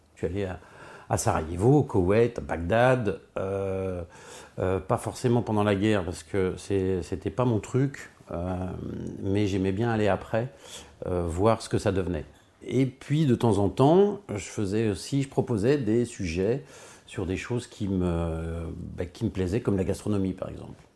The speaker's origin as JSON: {"language": "French", "area": "Hauts-de-Seine", "region": "Île-de-France", "country": "France", "tie": "born or raised there", "also_born_or_lived": "Versailles", "moved": "as an adult", "lives_now": "Beaulieu-lès-Loches, France", "said": "Je suis né à Versailles, j'ai grandi euh, dans les Hauts-de-Seine"}